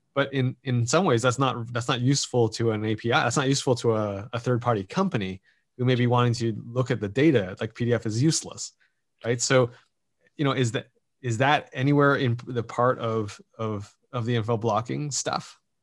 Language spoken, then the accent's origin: English; Canada; as a Canadian